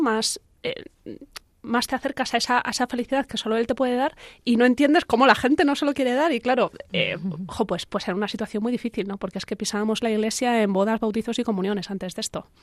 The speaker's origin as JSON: {"language": "Spanish", "town": "Talavera de la Reina", "region": "Castilla-La Mancha", "country": "Spain", "also_born_or_lived": "Madrid", "moved": "as an adult", "said": "los dos somos de Talavera, pero los dos estudiamos en Madrid"}